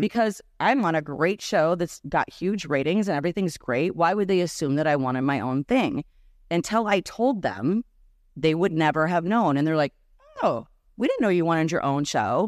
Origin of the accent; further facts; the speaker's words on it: Minneapolis, Minnesota, United States; first language Serbian; English is a second language; moved away as an adult; now in Chicago, United States; Growing up in Minneapolis